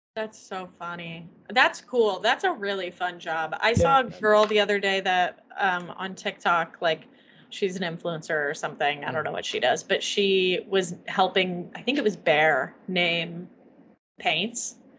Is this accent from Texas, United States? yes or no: no; Columbus, Indiana, United States; moved away; the older I get and the further removed I am from Columbus